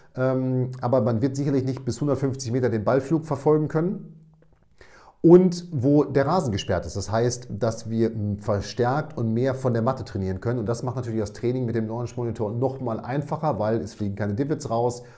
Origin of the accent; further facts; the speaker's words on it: Münster, North Rhine-Westphalia, Germany; ich bin aus Münster, aber grundsätzlich äh, nordaffin